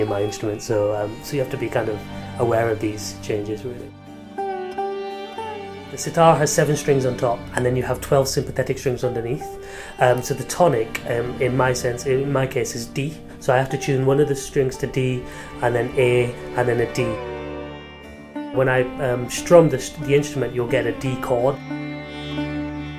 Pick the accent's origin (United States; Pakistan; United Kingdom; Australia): United Kingdom; I was born here and brought up here